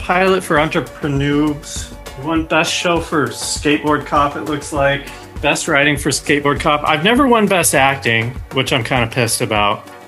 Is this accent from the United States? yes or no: yes; Loveland, Colorado, United States; moved away as an adult; now in Los Angeles, United States; I'm from Loveland, Colorado